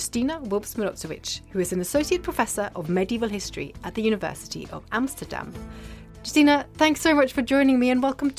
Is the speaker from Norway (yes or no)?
yes; Norway; growing up in Norway